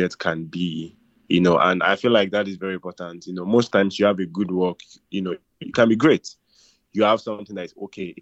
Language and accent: English; Nigeria; as a Nigerian guy